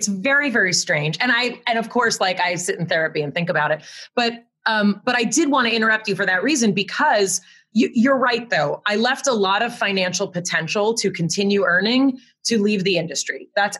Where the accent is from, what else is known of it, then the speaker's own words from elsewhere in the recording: Connecticut, United States; I don't have a great story of like, here, I came from Connecticut. Like, no one was coming from Connecticut.